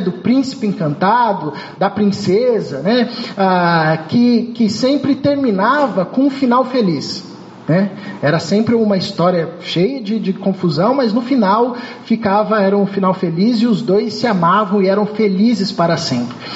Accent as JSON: {"language": "Portuguese", "region": "São Paulo", "country": "Brazil", "moved": "as an adult", "lives_now": "Rio de Janeiro, Brazil", "said": "sou de São Paulo"}